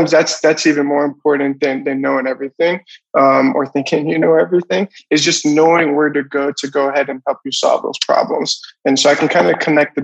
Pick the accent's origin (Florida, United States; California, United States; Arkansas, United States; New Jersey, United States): Florida, United States; I'm originally from Florida